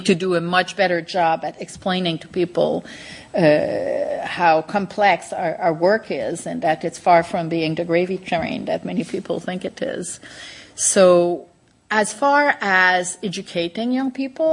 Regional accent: Canada; me as a Canadian

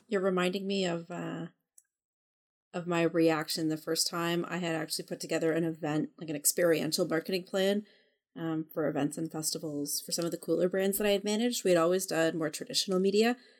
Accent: Canada; I'm Canadian.

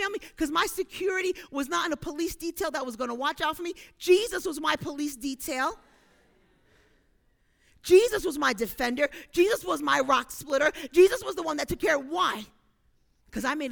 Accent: New York City, New York, United States; I'm from Brooklyn

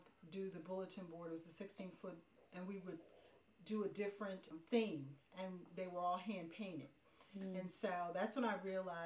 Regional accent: Inkster, Michigan, United States; moved away as an adult; also born or lived in Bronx, New York; I'm originally from Inkster, Michigan. When I turned 26, I moved to the East Coast, lived with a cousin up in the Bronx for a while.

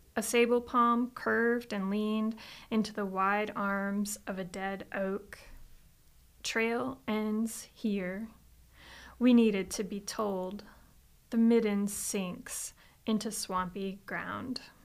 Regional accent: Florida, United States; moved away; I'm originally from Florida

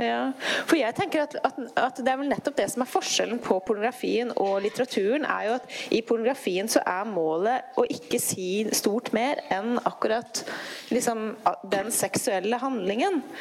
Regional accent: Tana, Finnmark, Norway; Jeg vokste opp i Tana i Øst-Finnmark

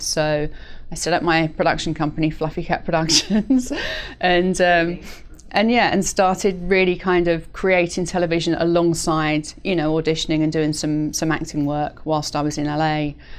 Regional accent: United Kingdom; moved away as an adult; also born or lived in London / New York; now in Los Angeles, United States; being British was something slightly unique in New York

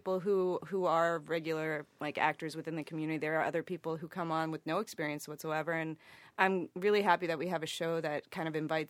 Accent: the South, United States; I grew up in the South, so we were surrounded by Civil War reenactments

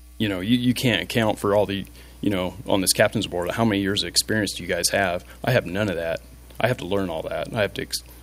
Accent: Frankfort, Indiana, United States; also born or lived in Texas; I'm from Frankfort, Indiana.

